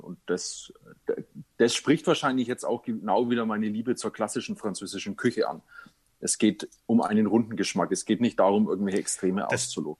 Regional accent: Nuremberg, Bavaria, Germany; ich komme ja aus Nürnberg

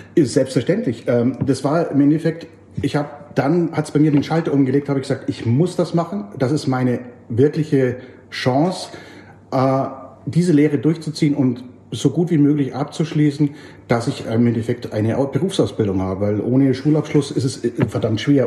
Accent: Germany; also born or lived in Oxford; Ich aus Deutschland

